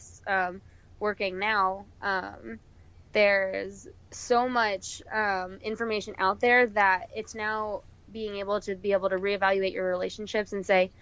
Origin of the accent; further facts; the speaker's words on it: Arizona, United States; We're originally from Arizona.